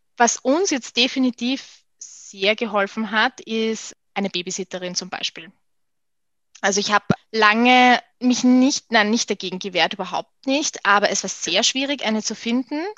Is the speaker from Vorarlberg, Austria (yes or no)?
no; Vienna, Austria; Ich bin relativ im Herzen von Wien groß geworden